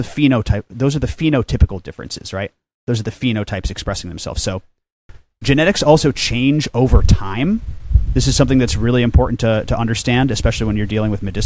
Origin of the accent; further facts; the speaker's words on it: Chicago, Illinois, United States; moved away as an adult; also born or lived in Humboldt County, California / Hawaii; I'm from the Chicagoland area